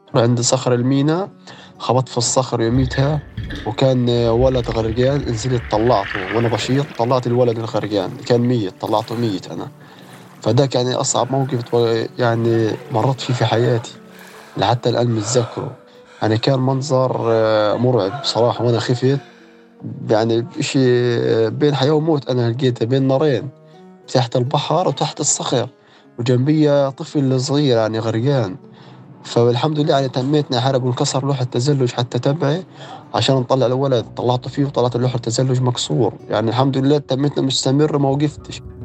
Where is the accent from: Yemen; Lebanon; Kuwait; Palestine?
Palestine; Gaza, Gaza Strip; انولدت في غزة وسكان غزة